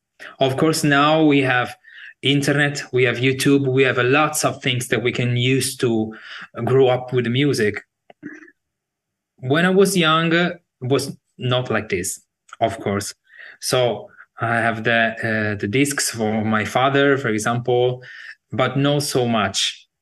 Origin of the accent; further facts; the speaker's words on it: Sardinia, Italy; now in Bologna, Italy; In Sardinia. It's a big island in the Mediterranean Sea. One of the big, like Sicily and Sardinia.